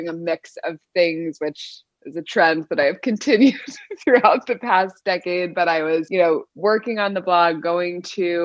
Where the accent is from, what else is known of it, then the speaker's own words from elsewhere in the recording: Southern California, United States; also born or lived in Paris; now in New York, United States; I live in New York, but born and raised in Southern California